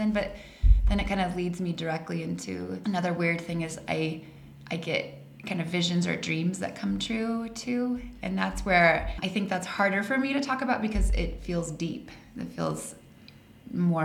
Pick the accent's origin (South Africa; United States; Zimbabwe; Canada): United States; Colorado; moved away as an adult; also born or lived in Arizona; I grew up in Colorado.